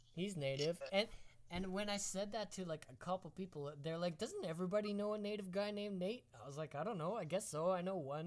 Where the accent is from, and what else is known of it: Esterhazy, Saskatchewan, Canada; born or raised there